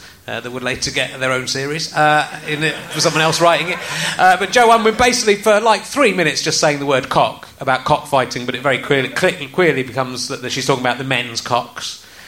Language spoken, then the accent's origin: English; Cheddar, South West England, United Kingdom; also born or lived in Loughborough; I moved from Loughborough when I was eight to Cheddar